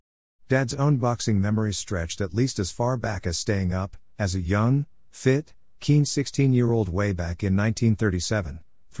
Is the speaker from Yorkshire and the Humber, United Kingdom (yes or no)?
yes; Grimsby, Yorkshire and the Humber, United Kingdom; moved away as an adult; also born or lived in Shetland Isles / Manchester; Even during the times when I lived away from my hometown of Grimsby, during a brief hiatus in the Shetland Isles 1980-81, or after I became a mature student in Manchester